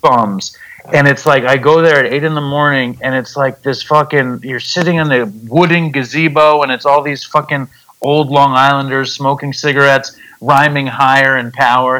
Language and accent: English; New York City, New York, United States; I'm from Manhattan. I live in the suburbs now